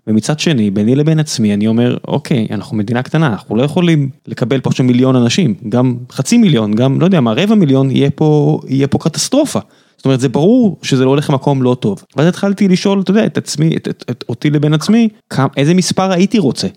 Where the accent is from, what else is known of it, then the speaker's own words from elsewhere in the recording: Beersheba, Southern District, Israel; now in Tel Aviv, Israel; אני בכלל באר שבעי במקור, אבל אני פה מספיק שנים